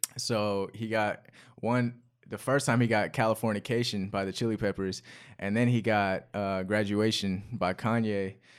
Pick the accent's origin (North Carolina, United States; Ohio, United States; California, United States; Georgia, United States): North Carolina, United States; Chapel Hill; also born or lived in London; I was born in London, and I moved h, to Chapel Hill, North Carolina when I was six